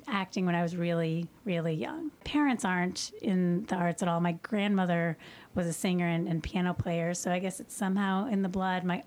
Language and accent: English; Louisville, Kentucky, United States; also born or lived in Cincinnati / New York; I'm from Louisville. I grew up here